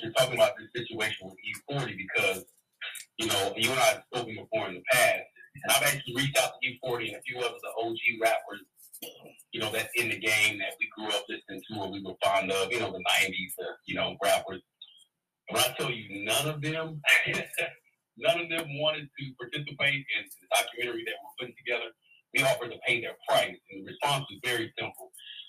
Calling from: Dallas, Texas, United States; This is … from Dallas.

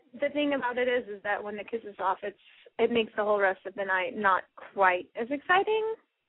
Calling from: Dallas, Texas, United States; I'm calling from Texas.

